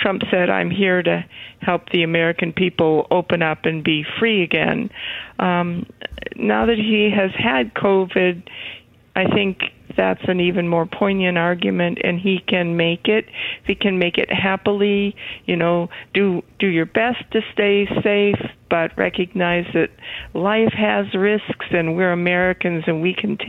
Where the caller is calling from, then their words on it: British Columbia, Canada; Actually, I'm not in South Carolina. I'm in British Columbia, Canada.